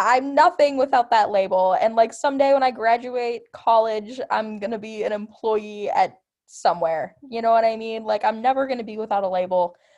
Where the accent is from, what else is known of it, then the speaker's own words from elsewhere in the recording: Milwaukee, Wisconsin, United States; I'm from Milwaukee, Wisconsin